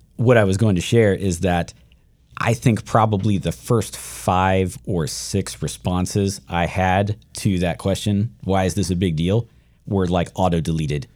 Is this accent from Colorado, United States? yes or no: no; Shenandoah Valley, Virginia, United States; I grew up in Shenandoah Valley, Virginia, white, white, white, white, white